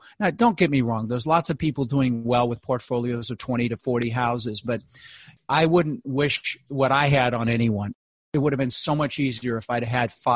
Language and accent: English; Denver, Colorado, United States; moved away; I grew up in Denver